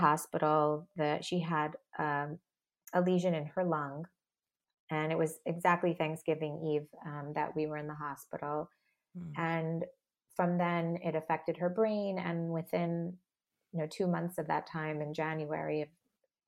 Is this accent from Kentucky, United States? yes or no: no; Long Island, New York, United States; I grew up in Long Island